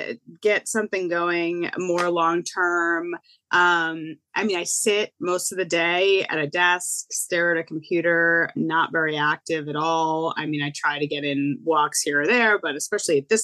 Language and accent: English; Connecticut, United States; I'm from Connecticut